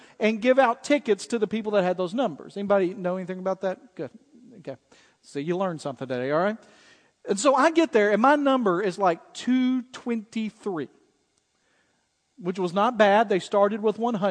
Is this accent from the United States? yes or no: yes; Dyersburg, Tennessee, United States; I grew up in Dyersburg, Tennessee